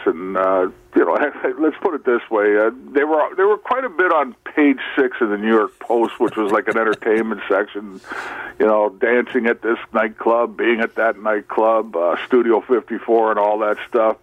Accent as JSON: {"language": "English", "town": "Toronto", "region": "Ontario", "country": "Canada", "tie": "born or raised there", "moved": "yes", "said": "we grew up uh, at Birchmount and Danforth"}